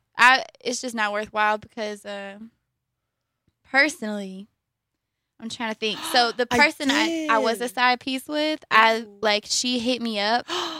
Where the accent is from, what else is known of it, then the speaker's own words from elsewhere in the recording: Columbus, Georgia, United States; Also, because we're from Columbus, Georgia, and there's Pride Week happening in Opelika